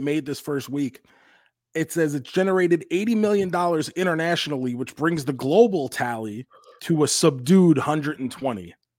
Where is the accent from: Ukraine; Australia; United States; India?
United States; New York; moved away as an adult; now in Tampa, United States; I spent what the first 29 years of my life in New York in Queens